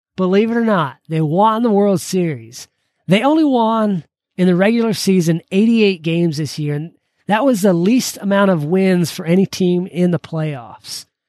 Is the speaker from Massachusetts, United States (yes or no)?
no; Georgia, United States; growing up in Georgia, I became a huge Braves fan